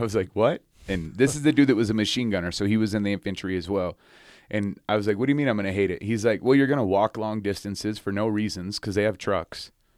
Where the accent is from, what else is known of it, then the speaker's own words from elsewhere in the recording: Ronan, Montana, United States; now in Salt Lake City, United States; I was born in Ronan, Montana, this little tiny town, uh, in northwestern Montana.